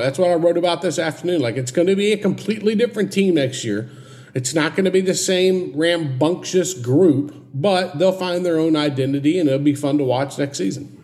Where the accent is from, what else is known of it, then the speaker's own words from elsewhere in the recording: Mobile, Alabama, United States; Mobile, Alabama, my hometown